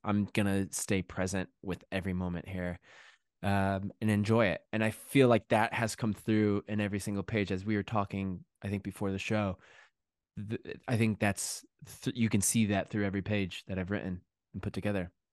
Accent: Connecticut, United States; moved away as an adult; also born or lived in New York City / London; now in England, United Kingdom; grew up in Connecticut, and the last ten, ten years I'd lived in New York City.

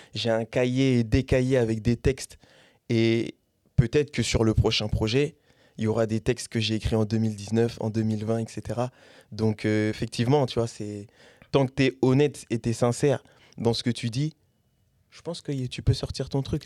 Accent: Caen, Normandy, France; also born or lived in Paris; je suis de Caen, sur Paris aussi

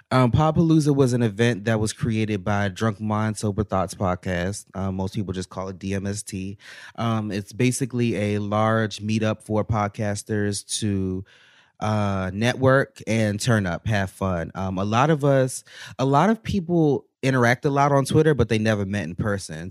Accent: United States; moved away as an adult; also born or lived in Baltimore, Maryland; now in Atlanta, United States; I'm originally from the DMV area, so DC, Maryland area

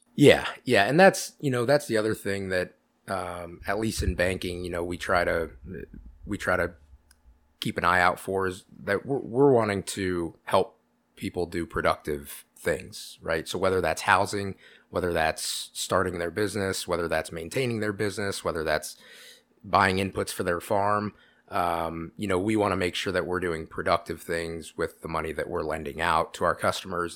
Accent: Iowa City, Iowa, United States; moved away as an adult; now in Pella, United States; I'm from, born and raised in Iowa City.

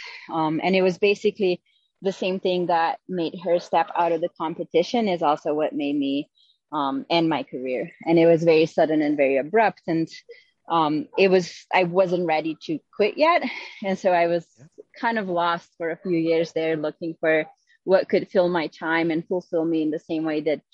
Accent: Slovenia; moved away; I grew up in Slovenia and I started gymnastics when I was, I think, 5 years old

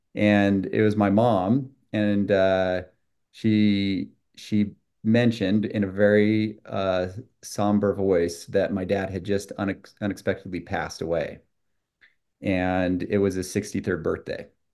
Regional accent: Utah, United States; also born or lived in Brazil; I grew up in Utah, two parents, two brothers, two sisters, and a dog named Daisy

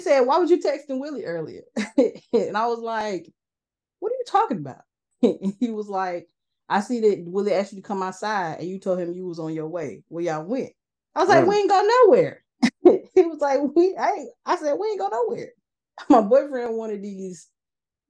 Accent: Atlanta, Georgia, United States; moved away; I was from Atlanta. So I went to Atlanta.

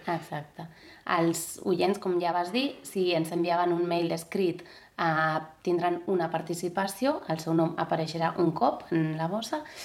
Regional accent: Basque Country, Spain; moved away; Com que jo soc del País Basc, doncs sovint, almenys 10 dies, 15 dies de l'estiu anem a, a casa dels meus pares

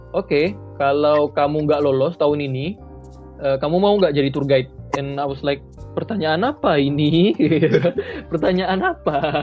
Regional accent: Pontianak, West Kalimantan, Indonesia; orang kita, orang Pontianak atau orang Indonesia

